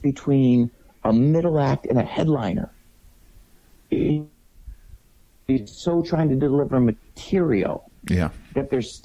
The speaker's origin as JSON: {"language": "English", "town": "Detroit", "region": "Michigan", "country": "United States", "tie": "born or raised there", "moved": "yes", "lives_now": "Las Vegas, United States", "said": "growing up in Detroit"}